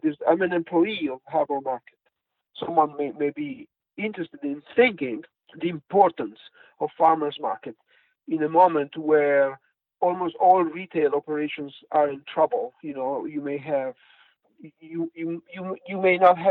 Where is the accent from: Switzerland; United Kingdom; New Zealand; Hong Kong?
Switzerland; English is a second language; moved away; also born or lived in Poland; I grew up in Switzerland, born Italian, from Italian father, Swiss mom